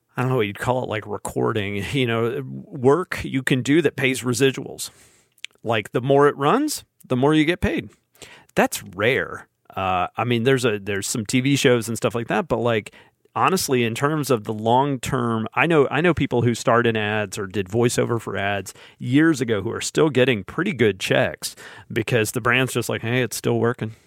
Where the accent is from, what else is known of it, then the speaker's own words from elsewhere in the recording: Alabama, United States; I say this as a as a native son of the state